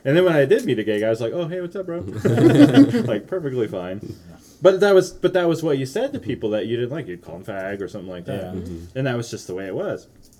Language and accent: English; Wyoming, United States; I grew up in Wyoming.